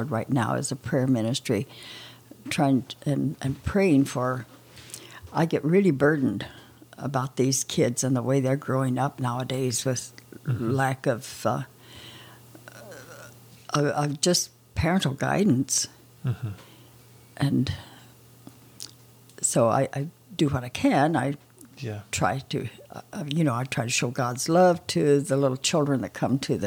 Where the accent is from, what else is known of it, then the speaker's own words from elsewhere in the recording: Oklahoma, United States; moved away as an adult; I grew up in Oklahoma